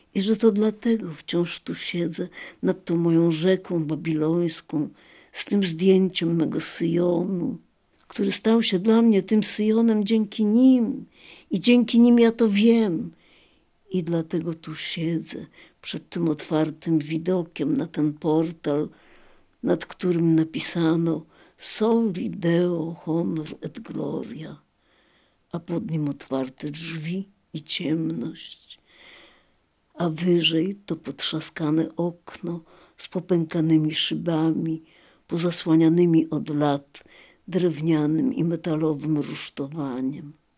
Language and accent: Polish; Lviv, Lviv Oblast, Ukraine; moved away; do mojego rodzinnego miasta